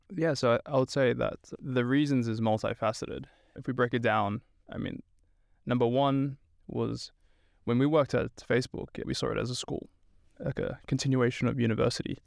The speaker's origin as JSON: {"language": "English", "town": "Sydney", "region": "New South Wales", "country": "Australia", "also_born_or_lived": "Stockholm, Sweden", "moved": "as an adult", "lives_now": "Sweden", "said": "I'm originally from Sydney, Australia"}